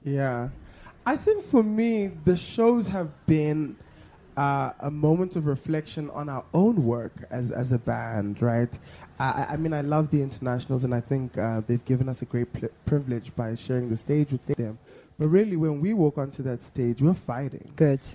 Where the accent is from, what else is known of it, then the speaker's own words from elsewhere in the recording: Johannesburg, Gauteng, South Africa; growing up in Mondio, my friends and I would pretend to have these big concerts